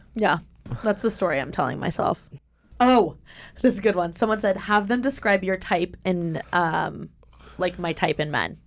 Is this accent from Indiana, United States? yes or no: yes; Indiana, United States; born or raised there; moved away as an adult; now in Los Angeles, United States